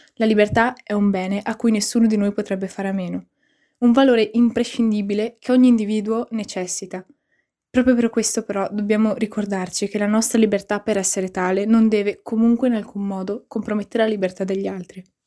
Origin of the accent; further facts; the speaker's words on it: Mezzocorona, Trentino-Alto Adige, Italy; ho 16 anni e vengo da Mezzocorona.